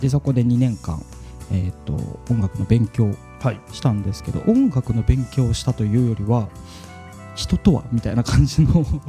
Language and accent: Japanese; Hiroshima, Japan; 僕広島出身なんですけども